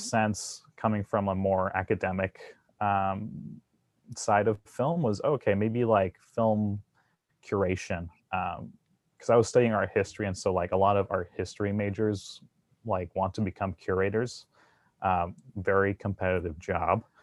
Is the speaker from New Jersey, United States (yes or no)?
yes; New Jersey, United States; moved away; I grew up in New Jersey